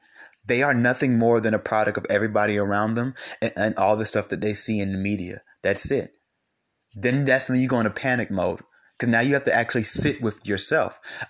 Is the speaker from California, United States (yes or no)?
yes; California, United States; Or because I'm from California, I got to be this way.